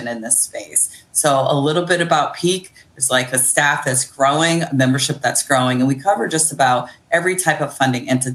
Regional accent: Akron, Ohio, United States; now in Baltimore, United States; I'm originally from Akron, Ohio, but I make my home in Baltimore on Piscataway land

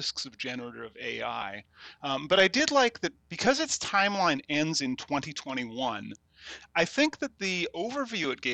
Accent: Washington, United States; I'm from Washington State, and I'm supposed to rep my local

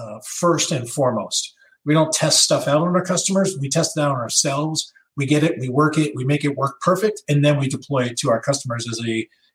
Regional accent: Long Island, New York, United States; moved away; I grew up on Long Island, New York, which had a very burgeoning hacker community

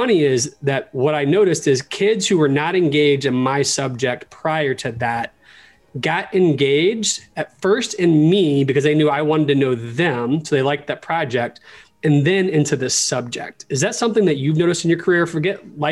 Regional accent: Orlando, Florida, United States; I was born in Orlando.

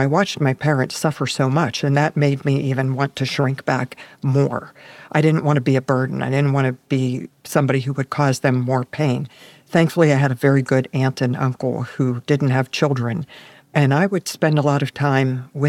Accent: Pittsburgh, Pennsylvania, United States; I was born in Pittsburgh, Pennsylvania.

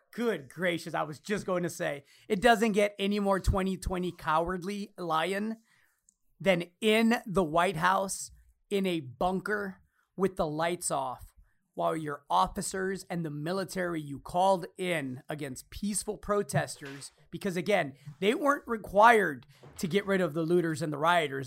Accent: United States; I'm American because I was born here. Mexican American.

